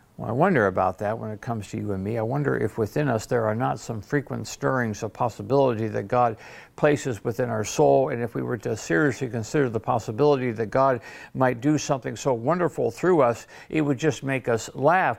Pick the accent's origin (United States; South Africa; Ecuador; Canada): United States; Detroit, Michigan; now in Sarasota, United States; I grew up in Detroit